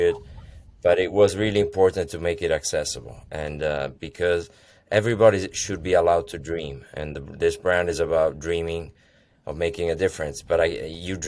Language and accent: English; Italy; moved away as an adult; now in United States; I'm Italian. I'm born and raised in Italy. Came over in the U.S. with the dream of America